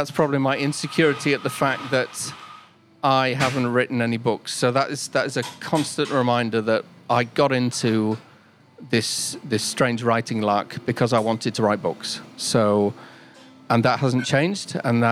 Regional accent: Cyprus; So I grew up in Cyprus. So my dad was in the Royal Air Force, and I used to listen to BBC World Radio.

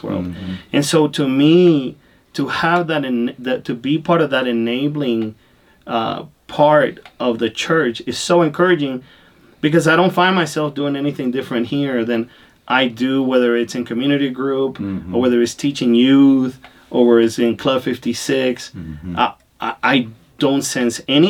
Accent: Honduras; also born or lived in Latin America; now in United States; I was born in Honduras. I grew up in Latin America.

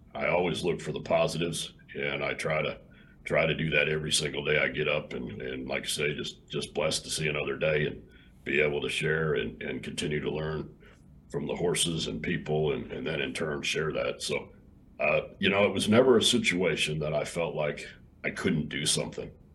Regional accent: Illinois, United States; also born or lived in Texas; now in Hico, Texas, United States; I grew up in Illinois and I got to Texas just as quick as I could

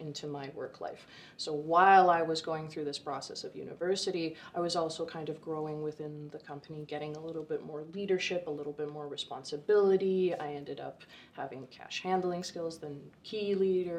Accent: Vancouver, British Columbia, Canada; now in Kelowna, Canada; I grew up in Vancouver originally, and through circumstance, my father got a job here, so at 16, I moved to Kelowna

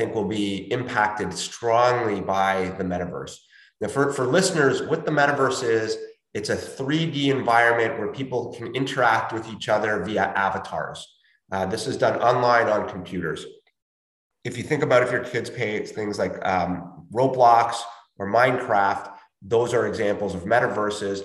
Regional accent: Chile; moved away; I'm from Chile and I will occasionally send money to my family there to help them out.

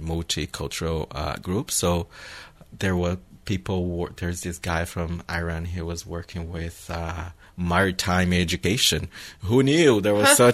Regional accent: Brazil; English is a second language; moved away as an adult; now in Victoria, Canada; I come from Brazil. It was like summer all year long.

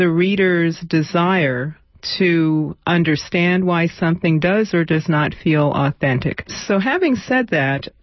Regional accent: New York City, New York, United States; I grew up in some housing projects on Manhattan's Lower East Side

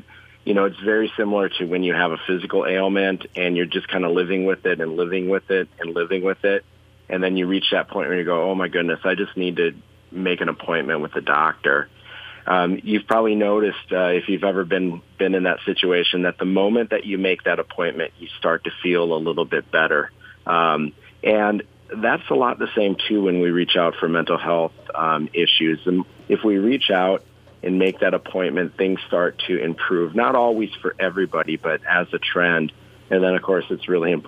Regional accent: Southwest Minnesota, United States; also born or lived in Twin Cities, Minnesota; originally, I'm from Southwest Minnesota

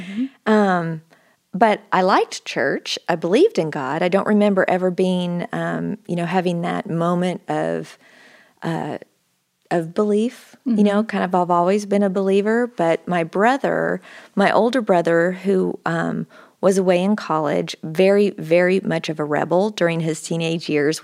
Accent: Oregon, United States; moved away as an adult; I grew up in Oregon, and I guess I was there from about the time I was 5 till I went to college, and I ended up going to Baylor is how I got to Texas.

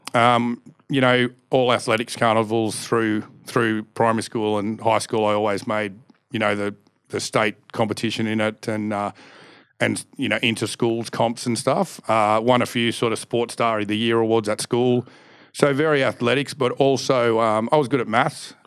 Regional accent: Canberra, Australian Capital Territory, Australia; born and raised in Canberra

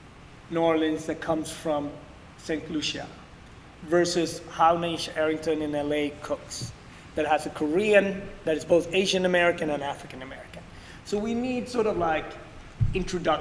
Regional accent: Sweden; also born or lived in Ethiopia; now in New York City, United States; growing up in Sweden

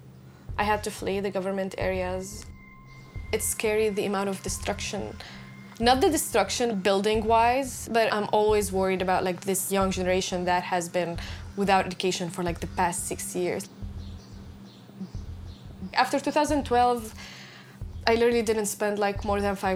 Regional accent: Syria; moved away as an adult; I was in my hometown

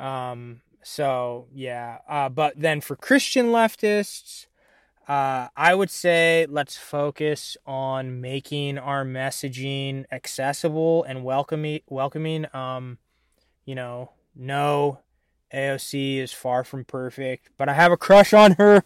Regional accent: Illinois, United States; I'm from Illinois

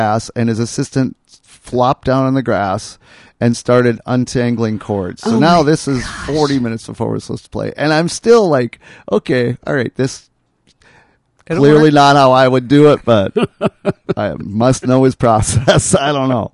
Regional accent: Hallock, Minnesota, United States; moved away; Curt and I flew up to my hometown

